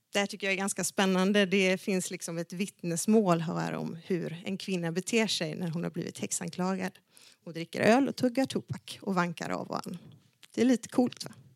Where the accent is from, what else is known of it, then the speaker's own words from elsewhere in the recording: Dalarna County, Sweden; Jag är uppvuxen i Dalarna